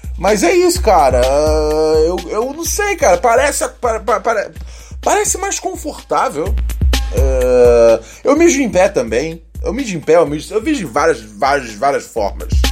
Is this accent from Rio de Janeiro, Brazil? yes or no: yes; Rio de Janeiro, Brazil; moved away as an adult; eu sou o carioca menos carioca de todos, né? Porque eu já saí do Rio já tem já. Puta, oito anos já